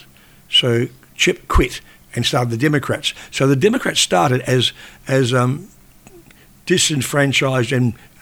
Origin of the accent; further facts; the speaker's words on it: Australia; also born or lived in Sydney; we're Australian, I'm Australian, we're all Australian